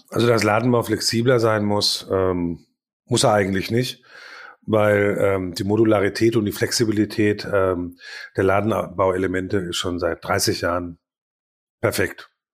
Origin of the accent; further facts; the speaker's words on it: Paderborn, North Rhine-Westphalia, Germany; bei uns in Paderborn